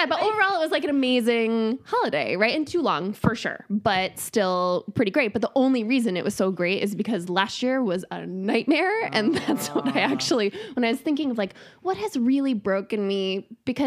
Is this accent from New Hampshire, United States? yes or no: yes; New Hampshire, United States; also born or lived in New England; now in Los Angeles area, United States; I grew up in New Hampshire